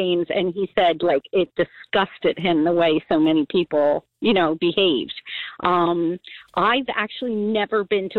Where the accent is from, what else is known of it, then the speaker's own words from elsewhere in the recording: Cape May County, New Jersey, United States; moved away; also born or lived in Ocean County, New Jersey / Monmouth County, New Jersey; I grew up down in Cape May County